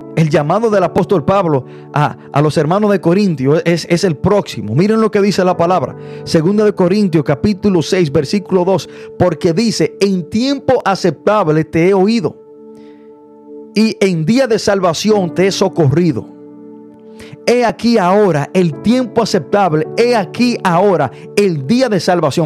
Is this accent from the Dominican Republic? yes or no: yes; Dominican Republic; yo soy dominicano